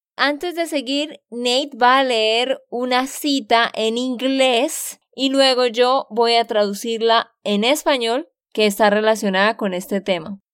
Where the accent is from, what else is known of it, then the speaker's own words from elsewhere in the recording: Santander, Colombia; de Santander, Colombia